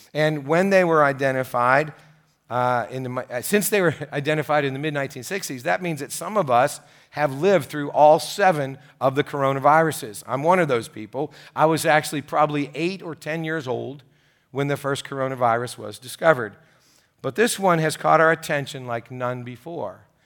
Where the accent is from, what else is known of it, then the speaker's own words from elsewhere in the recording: United States; the interesting thing about being an American, and great thing about being American, is we're all, uh, filled with opinions